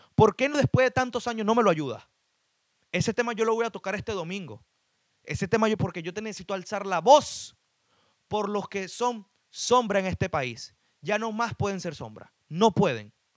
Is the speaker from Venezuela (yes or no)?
yes; Venezuela; also born or lived in Chile; now in United States; Yo que soy de Venezuela